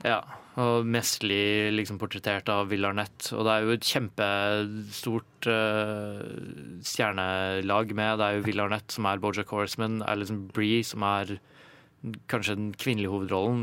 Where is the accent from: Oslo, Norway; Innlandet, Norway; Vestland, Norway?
Innlandet, Norway; Ringebu; Jeg er fra Ringebu i Gudbrandsdalen.